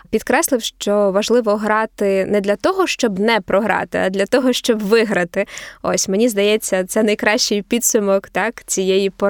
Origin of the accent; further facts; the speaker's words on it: Kyiv, Ukraine; moved away as an adult; now in Sydney, Australia; Я виросла в Києві. Да, я народилася в Києві.